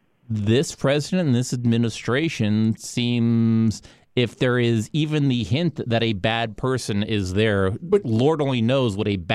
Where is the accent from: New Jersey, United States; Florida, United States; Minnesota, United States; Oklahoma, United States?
Florida, United States; Miami; I grew up in Miami.